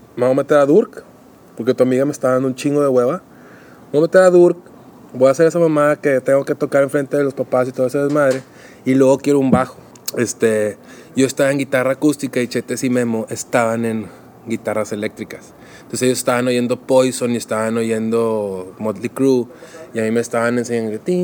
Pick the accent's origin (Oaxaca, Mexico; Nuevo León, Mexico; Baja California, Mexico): Nuevo León, Mexico; Monterrey; also born or lived in Donauwörth, Germany; me vengo yo con mi madre a Monterrey, México, que ya estaban viviendo aquí mis abuelos. Cuando yo tenía aproximadamente cuatro años